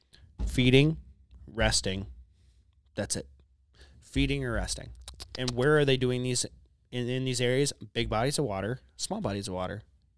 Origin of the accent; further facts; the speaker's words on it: Minnesota, United States; growing up in Minnesota, hunting my entire life in Minnesota